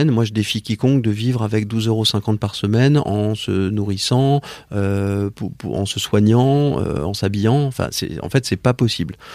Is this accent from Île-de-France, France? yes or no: yes; Paris, Île-de-France, France; Je suis né à Paris. Euh, j'ai vécu dans une famille euh, parisienne avec des parents euh, étrangers.